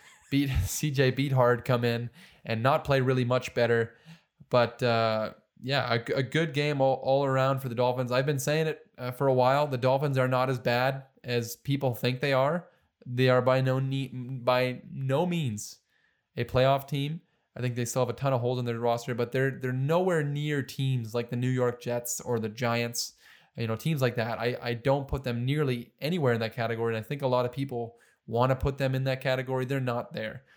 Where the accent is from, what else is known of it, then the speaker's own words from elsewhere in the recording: Canada; also born or lived in Detroit, Michigan; Joe and I were Canadians, born and raised in Canada.